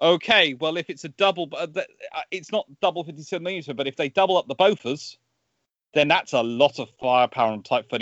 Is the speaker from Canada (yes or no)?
no; England, United Kingdom; an Englishman